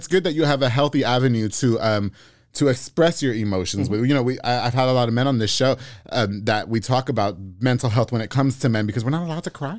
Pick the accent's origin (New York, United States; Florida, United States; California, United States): New York, United States; now in Texas, United States; I moved to Texas, you know, I'm from New York.